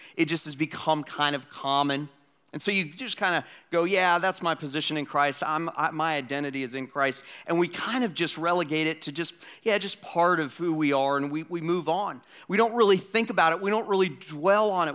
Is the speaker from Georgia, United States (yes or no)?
yes; Atlanta, Georgia, United States; moved away; my hometown, Atlanta, Georgia